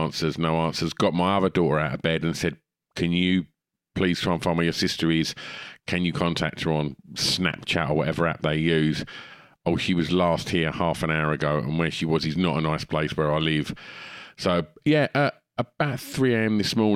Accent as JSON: {"language": "English", "region": "Scotland", "country": "United Kingdom", "tie": "born or raised there", "said": "the top five insane things I thought were normal when I was growing up in Scotland."}